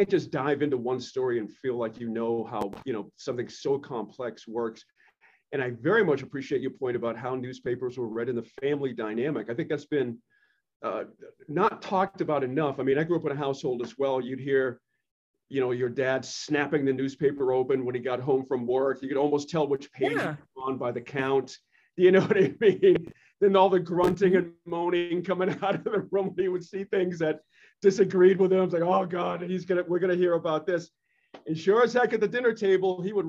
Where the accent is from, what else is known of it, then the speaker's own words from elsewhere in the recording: Boston, Massachusetts, United States; I grew up in Boston